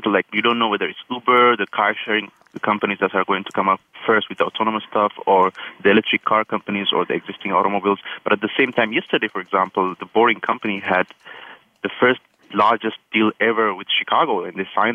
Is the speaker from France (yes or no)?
no; Ethiopia; now in San Francisco, United States; I'm from Ethiopia originally